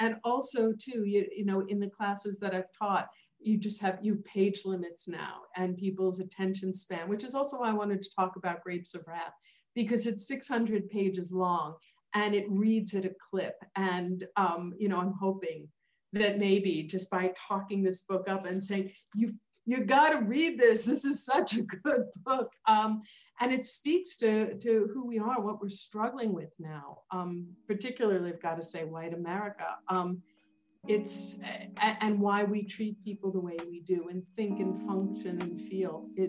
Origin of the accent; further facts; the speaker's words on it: New York City, New York, United States; And I'm a city kid. You know, I grew up in New York City, made, born and raised, you know